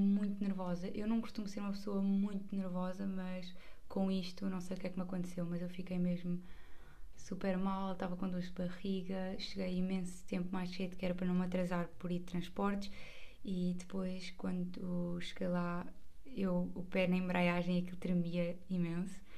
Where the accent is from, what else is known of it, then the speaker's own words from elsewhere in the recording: Margem Sul, Setúbal, Portugal; como eu não sou de Lisboa, sou da margem sul